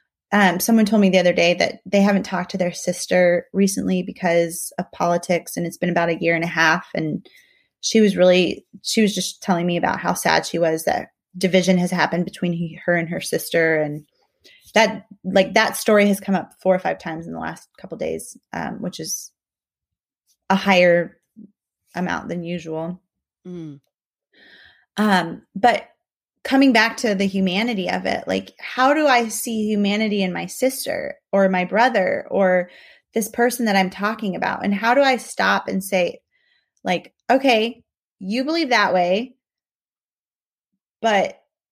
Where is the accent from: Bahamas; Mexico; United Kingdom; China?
Mexico; moved away; I'm really thankful for not just my upbringing growing up in Mexico, but also living and working in other countries